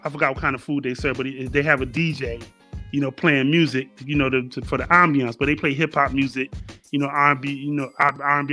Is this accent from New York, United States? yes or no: yes; New York City, New York, United States; I was born in Harlem.